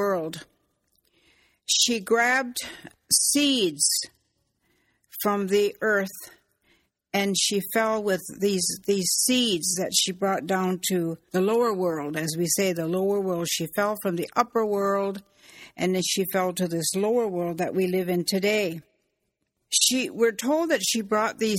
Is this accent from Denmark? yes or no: no; Six Nations, Ontario, Canada; I'm from the Mohawk Nation, from the Turtle Clan